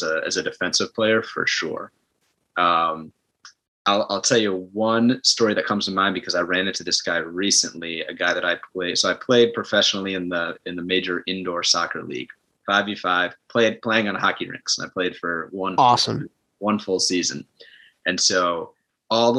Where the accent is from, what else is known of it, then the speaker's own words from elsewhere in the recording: Ithaca, New York, United States; growing up in Ithaca, you know, it's, you know, we're what, 3 hours from Buffalo, 4 hours from New York.